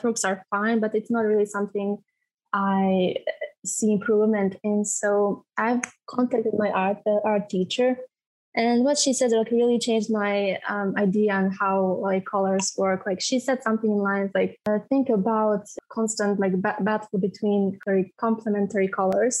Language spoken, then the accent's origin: English; Bosnia & Herzegovina; I'm from Bosnia and Herzegovina